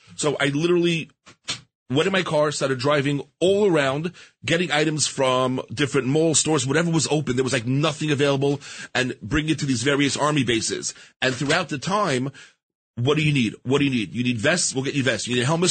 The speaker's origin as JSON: {"language": "English", "town": "New York City", "region": "New York", "country": "United States", "tie": "born or raised there", "also_born_or_lived": "Five Towns, Long Island, New York", "said": "I grew up in Queens, New York, started out when I was 15 years old working at a local deli on Main Street, Queens"}